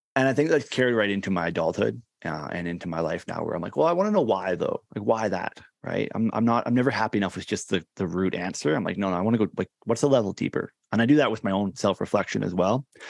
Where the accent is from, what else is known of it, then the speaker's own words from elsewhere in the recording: Canada; is actually here, uh, in Canada, in my hometown where I grew up.